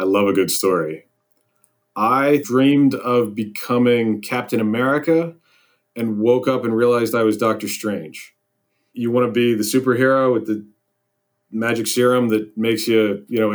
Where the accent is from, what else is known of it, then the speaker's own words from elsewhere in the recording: Chadds Ford, Pennsylvania, United States; That is where I'm from. I'm very lucky to practice in my hometown.